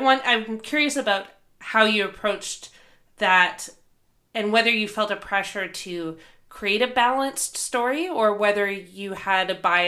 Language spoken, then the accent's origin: English; Victoria, British Columbia, Canada; I grew up in Victoria